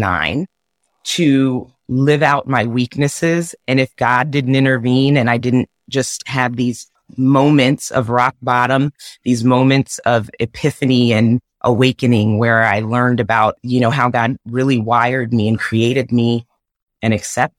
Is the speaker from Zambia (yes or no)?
yes; Zambia; I was born in Africa in Zambia. My mom is Zambian. My dad was Caucasian American